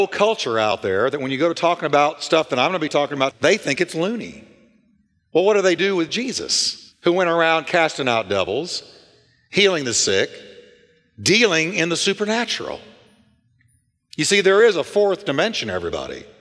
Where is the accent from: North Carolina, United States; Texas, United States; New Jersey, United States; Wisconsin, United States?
Texas, United States; Richardson; now in Fort Worth, United States; I was raised in Richardson, Texas, but during that time, Dallas was my city.